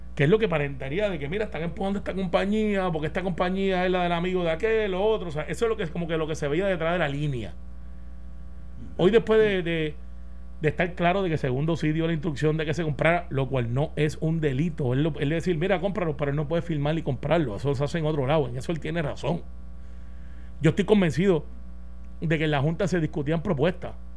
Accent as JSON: {"language": "Spanish", "country": "Puerto Rico", "said": "los puertorriqueños somos así"}